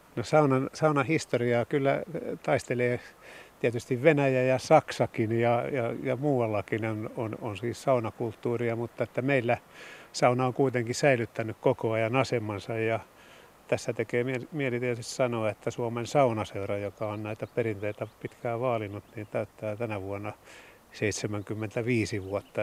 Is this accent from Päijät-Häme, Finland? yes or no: yes; Lahti, Päijät-Häme, Finland; Meillä Ahtialassa